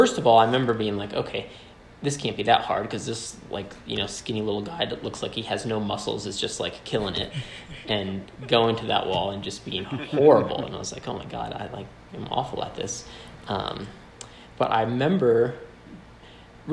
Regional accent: Maine, United States; moved away as an adult; now in Colorado, United States; I grew up in Maine, and both my parents worked at Unity College, just a small little environmental school in central Maine.

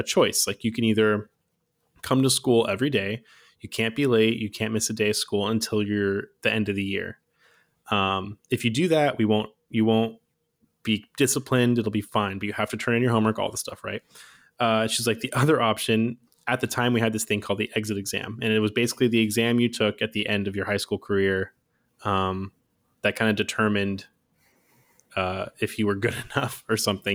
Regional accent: Fremont, California, United States; also born or lived in Redwood City / Oakland; I grew up in the Bay Area my whole life

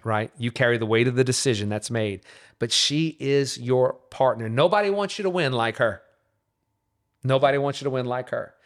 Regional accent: Covington, Louisiana, United States; also born or lived in Metairie, Louisiana; now in Katy, United States; So from Metairie, Louisiana. Uh, so born and raised in the New Orleans region, uh, was raised in Covington, Louisiana

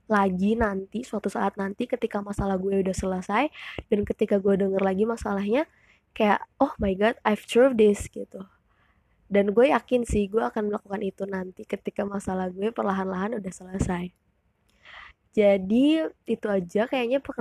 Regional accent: Bali, Indonesia; moved away as an adult; now in Jakarta, Indonesia; gue dari Bali iya gue born and raised in Bali terus gue kuliah merantau di Jakarta dan sekarang gue 19 tahun gue kuliah di salah satu universitas negeri di Jakarta

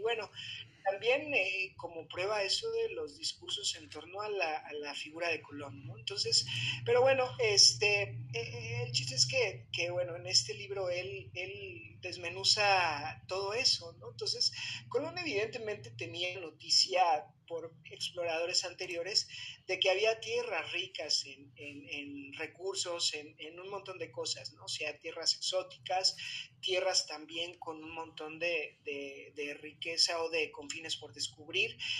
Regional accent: Mexico; nuestra raza como mexicanos

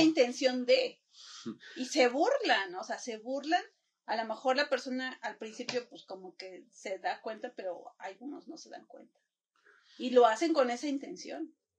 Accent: Puebla, Mexico; yo soy de Puebla

